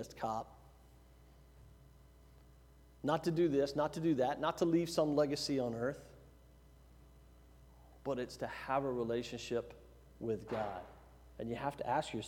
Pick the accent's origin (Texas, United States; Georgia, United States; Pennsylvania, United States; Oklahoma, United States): Texas, United States; Giddings; moved away; I was from Giddings